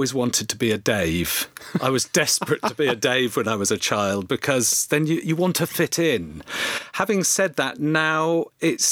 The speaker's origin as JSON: {"language": "English", "town": "Oxford", "region": "South East England", "country": "United Kingdom", "tie": "born or raised there", "said": "I grew up in Oxford, Oxfordshire"}